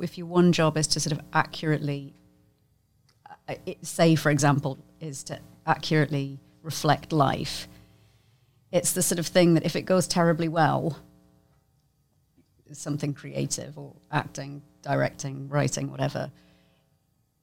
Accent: United Kingdom; I'm just British. It just doesn't go away. I'm just British

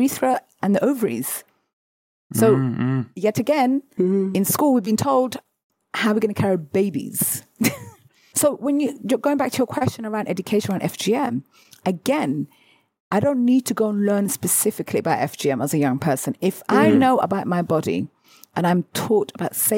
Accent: United Kingdom; as British people

